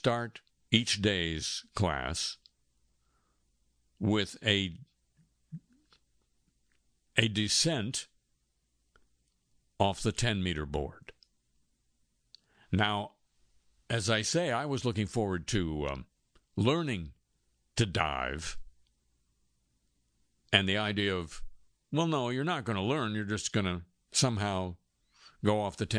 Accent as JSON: {"language": "English", "town": "Los Angeles", "region": "California", "country": "United States", "tie": "born or raised there", "said": "our neighborhood high school, when I was growing up in Los Angeles, was called"}